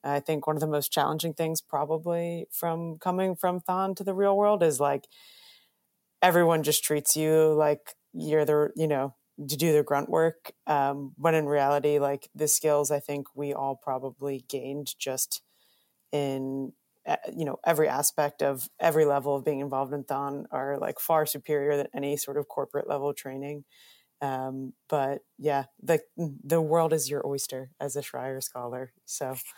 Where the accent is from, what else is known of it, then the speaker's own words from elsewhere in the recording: suburbs of New York, United States; I'm a New Yorker, grew up in the suburbs of New York